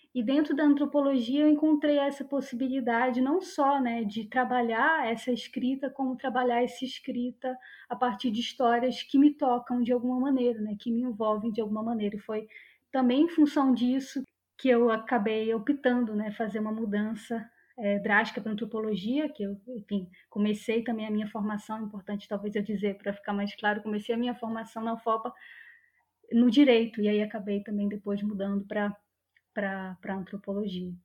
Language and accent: Portuguese; Santarém, Pará, Brazil; moved away; eu sou de Santarém, no Pará. Eu sou nascida e criada ali em Santarém